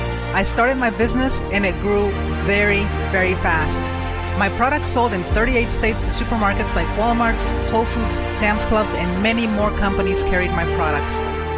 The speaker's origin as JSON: {"language": "English", "country": "Mexico", "tie": "born or raised there", "moved": "yes", "said": "I am from Mexico, and this was life in an orphanage."}